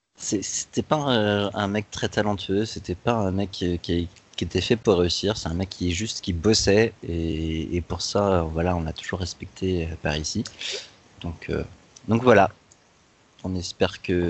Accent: Nantes, Pays de la Loire, France; j'ai vécu toute ma vie à Nantes, j'ai grandi à Nantes

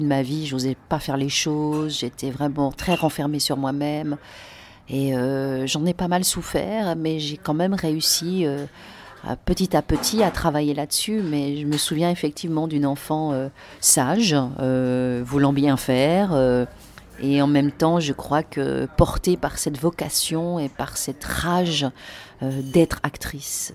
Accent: Lausanne, Vaud, Switzerland; moved away as an adult; now in Paris, France; En Suisse, au bord du lac Léman, à Lausanne.

